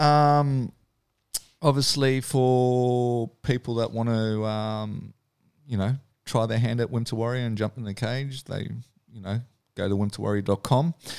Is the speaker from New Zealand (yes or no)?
yes; New Zealand; also born or lived in New South Wales; now in Australia; growing up in New Zealand